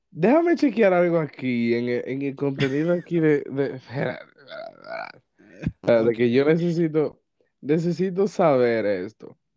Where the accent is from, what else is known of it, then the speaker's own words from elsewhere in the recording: Dominican Republic; es eso que los dominicanos tenemos una boca.